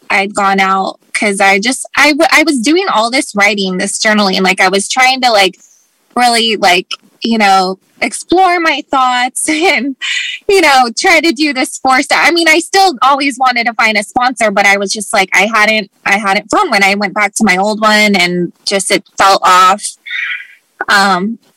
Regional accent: Anchorage, Alaska, United States; moved away; also born or lived in Los Angeles; I've tried to move away several times because I grew up in up in Anchorage, Alaska, and then I moved to LA, and um, so they're all very different places.

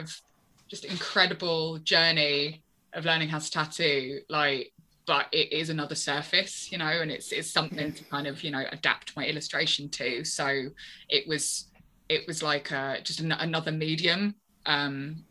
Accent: London, United Kingdom; moved away as an adult; now in Brighton, United Kingdom; I'm from London. I moved to Brighton about 4.5 years ago.

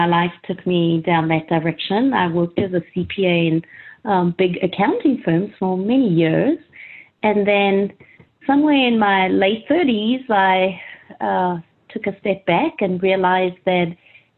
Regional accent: South Africa; moved away; I grew up in South Africa

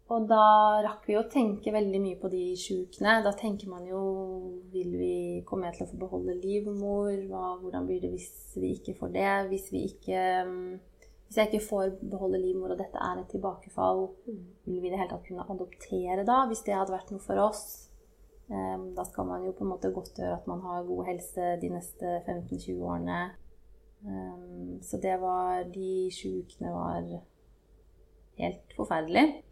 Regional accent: Hamar, Innlandet, Norway; moved away as an adult; also born or lived in Oslo / Trondheim; var jeg hjemme på Hamar

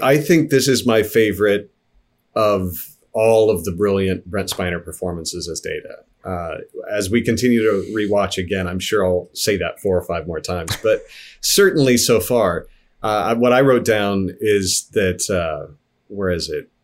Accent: Midwest, United States; also born or lived in Kansas / Missouri; I grew up in Kansas and Missouri

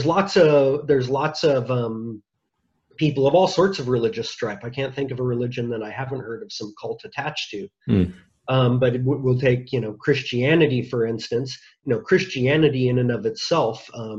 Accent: United States; I'm an American

